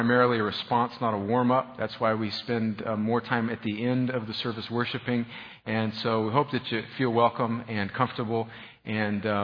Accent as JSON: {"language": "English", "region": "Southern California", "country": "United States", "tie": "born or raised there", "moved": "yes", "said": "I grew up in northern Mexico, also known as Southern California"}